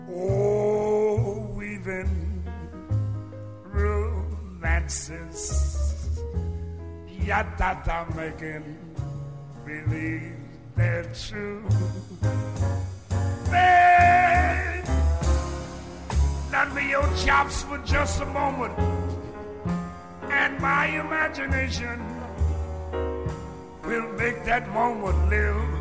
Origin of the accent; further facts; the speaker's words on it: New Orleans, Louisiana, United States; moved away; take a little trip down to my hometown, New Orleans, Louisiana, on this next one.